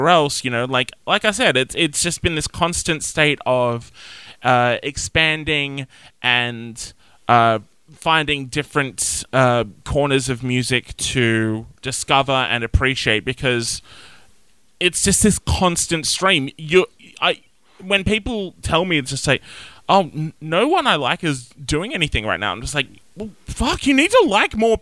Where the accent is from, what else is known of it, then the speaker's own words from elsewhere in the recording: Nowra, New South Wales, Australia; also born or lived in Wollongong; Growing up in Nowra, there really wasn't anything.